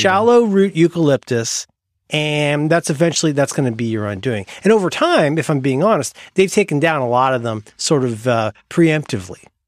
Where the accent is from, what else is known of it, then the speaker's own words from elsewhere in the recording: Ohio, United States; moved away; I'm from Ohio. I'm from Hillbillies.